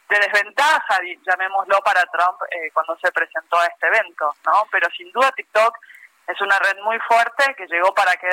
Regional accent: Mexico; nosotros que somos mexicanos

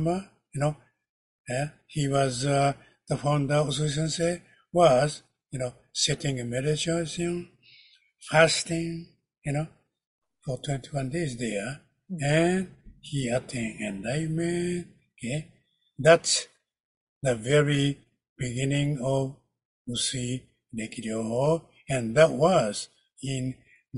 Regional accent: Kyoto, Japan; English is a second language; I am from Kyoto, Japan, the ancient

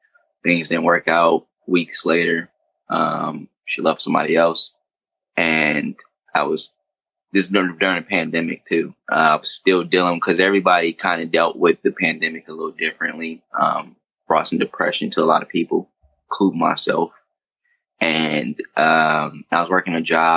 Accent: Detroit, Michigan, United States; moved away as an adult; also born or lived in Sterling Heights, Michigan; now in Los Angeles, United States; I grew up in Detroit

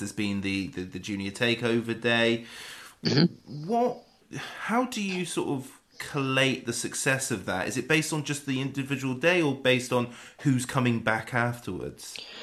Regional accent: West Wiltshire, South West England, United Kingdom; I'm I'm from West Wiltshire

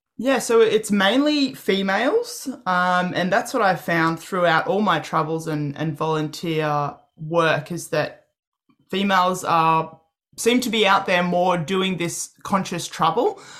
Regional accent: Australia; I'm an Aussie

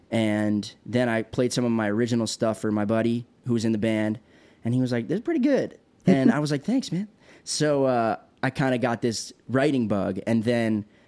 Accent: Short Hills, New Jersey, United States; also born or lived in Los Angeles, California; now in Nashville, United States; I'm from Short Hills, New Jersey.

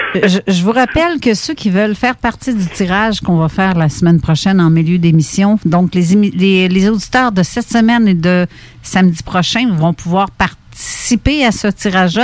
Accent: Canada

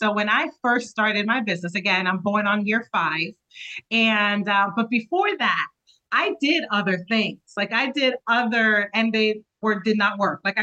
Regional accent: New Jersey, United States; I represent Southern New Jersey because I'm from New Jersey

